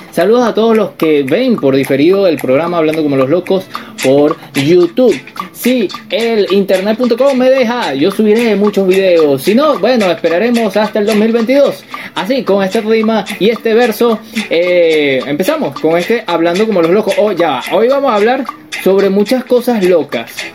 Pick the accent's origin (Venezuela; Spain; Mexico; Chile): Venezuela; nosotros somos venezolanos